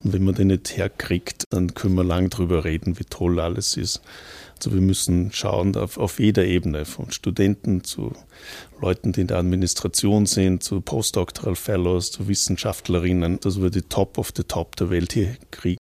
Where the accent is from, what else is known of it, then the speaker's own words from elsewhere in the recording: Gurten, Upper Austria, Austria; moved away as an adult; also born or lived in Toronto, Canada / Vienna, Austria / Braunschweig, Germany; mein Dorfverein, wo ich herkomme, die Union Gurten